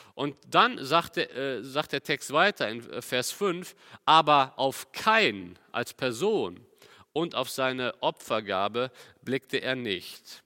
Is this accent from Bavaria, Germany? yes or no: no; Cologne, North Rhine-Westphalia, Germany; Bei uns in Köln